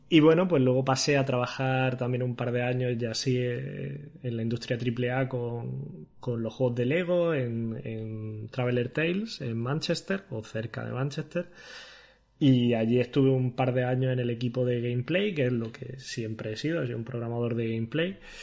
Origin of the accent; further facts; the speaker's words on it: Granada, Andalusia, Spain; moved away as an adult; also born or lived in Barcelona / Hanover; yo soy un chaval de Granada que, estudiando la carrera